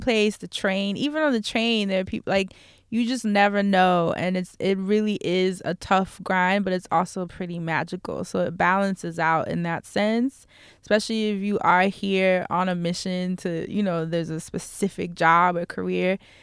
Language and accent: English; New York City, New York, United States; I'm from New York